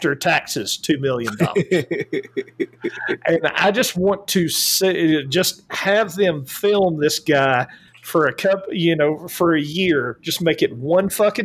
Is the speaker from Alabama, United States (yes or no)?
yes; Alabama, United States; Yes, I'm from Alabama. I have lived in a trailer.